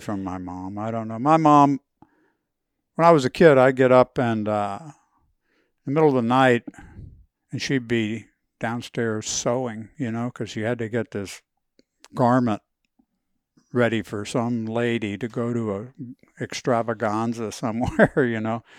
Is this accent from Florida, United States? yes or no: yes; Miami, Florida, United States; I grew up in Miami